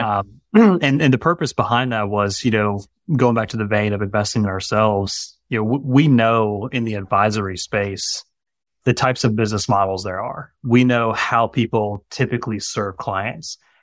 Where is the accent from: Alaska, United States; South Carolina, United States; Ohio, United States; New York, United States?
South Carolina, United States; Greenville; moved away as an adult; also born or lived in Augusta, Georgia; moved back to this area where we are now, which is my hometown in Greenville, South Carolina